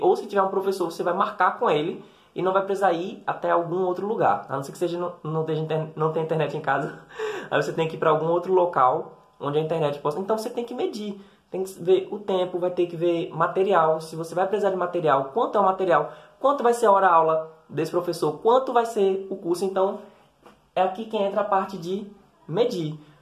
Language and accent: Portuguese; Recife, Pernambuco, Brazil; Eu sou nordestino, como você já deve ter percebido, eu sou do Recife